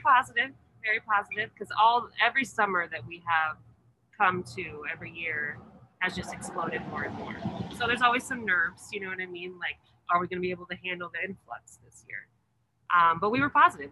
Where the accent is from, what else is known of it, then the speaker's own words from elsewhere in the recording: Indian Hills, Colorado, United States; I am from Indian Hills originally